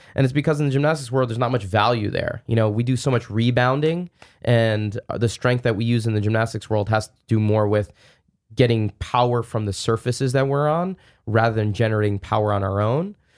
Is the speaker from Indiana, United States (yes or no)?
no; New Jersey, United States; I grew up in New Jersey, uh, not that far away from the city